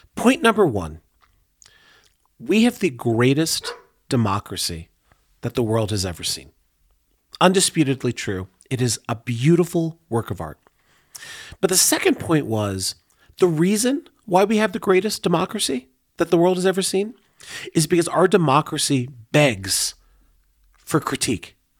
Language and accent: English; Denver, Colorado, United States; I grew up in Montclair. I always like to tell people right on the border of Montclair and Hilltop. Uh, I was born at Rose Hospital.